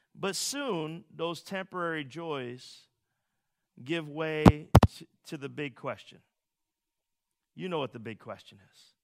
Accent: Philadelphia, Pennsylvania, United States; As a Philadelphian

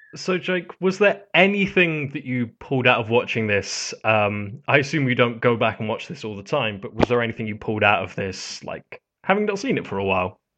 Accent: United Kingdom; I'm British

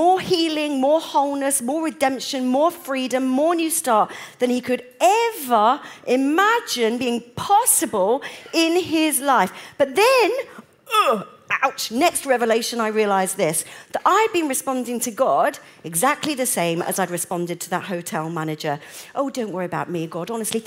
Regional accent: United Kingdom; I'm British

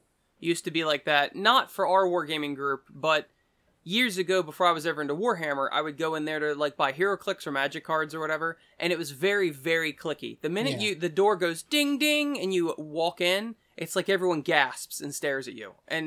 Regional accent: Ireland; now in Munich, Delaware, United States; I'm actually from Ireland, and the people there tend to be more inviting and nice and explaining, and most importantly, not fake. Here in Munich, it's the total opposite.

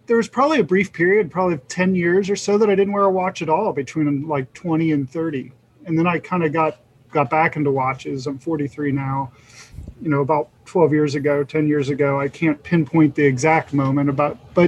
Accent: Cincinnati, Ohio, United States; I'm born and raised in Cincinnati.

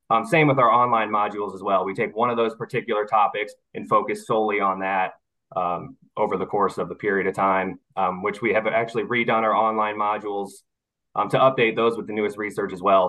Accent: Missouri, United States; moved away as an adult; now in Mobile, United States; I was born and raised in Missouri, but this job has brought me down to Mobile, Alabama, uh, where I live here with my wife now

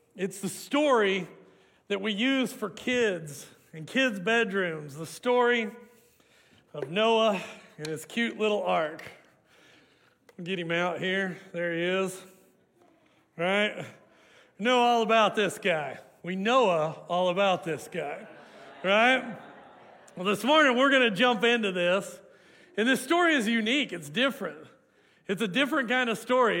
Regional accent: Hooker, Oklahoma, United States; now in Canadian, Texas, United States; I grew up in the Te- Oklahoma Panhandle, and we had an urban legend in Hooker, Oklahoma

